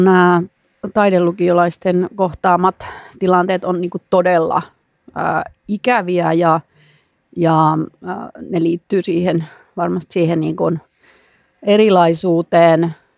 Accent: Savonlinna, South Savo, Finland; minä olen Savonlinnasta ja, ja se on ihan mahtava juttu, että olen semmoisesta kulttuurikaupungista kotoisin

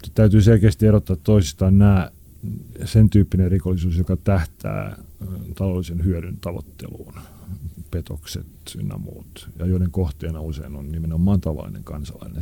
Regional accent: Helsinki, Uusimaa, Finland; missä minä olen syntynyt ja kasvanut. Oli aikanaan tämmöinen niin sanottu huonompi kaupunkiosa, eli Punavuori

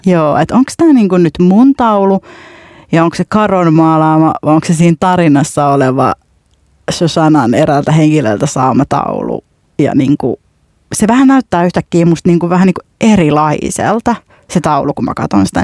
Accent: Finland; mä sanoin, että Suomesta

